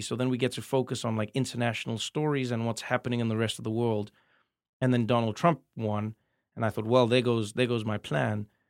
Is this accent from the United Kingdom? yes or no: no; South Africa; moved away; as a South African comedian